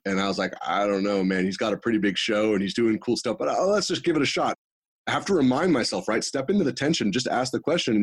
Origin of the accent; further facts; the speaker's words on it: Northern California, United States; also born or lived in Los Angeles, California / Houston, Texas; I grew up in Northern California.